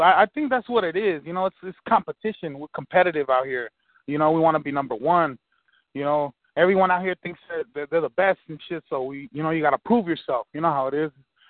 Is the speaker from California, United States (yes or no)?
yes; Pasadena, California, United States; I'm from Pasadena, California, out here in LA County.